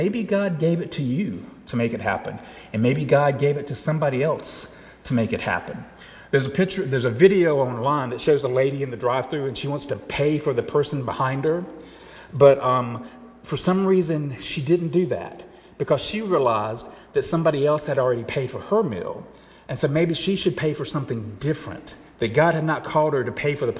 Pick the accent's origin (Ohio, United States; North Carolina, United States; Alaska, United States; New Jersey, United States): North Carolina, United States; Charlotte; the church that I was growing up in Charlotte